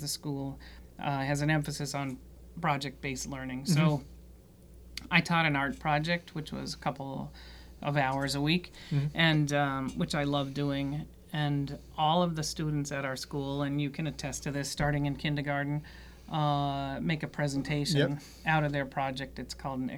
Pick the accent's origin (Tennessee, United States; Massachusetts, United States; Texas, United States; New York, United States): Massachusetts, United States; Canton; moved away; also born or lived in Washington, D.C.; I grew up in Canton